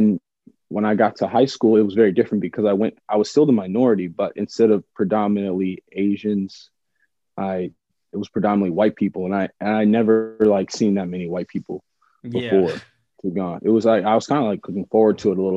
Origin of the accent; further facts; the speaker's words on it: San Jose, California, United States; moved away as an adult; also born or lived in Los Angeles; where I grew up specifically in San Jose